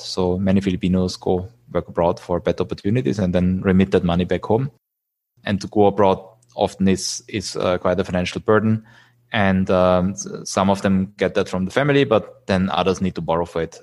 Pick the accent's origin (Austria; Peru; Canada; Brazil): Austria; Vienna; moved away as an adult; also born or lived in United States / Zurich / Singapore; now in Philippines; I'm originally from Austria, from Vienna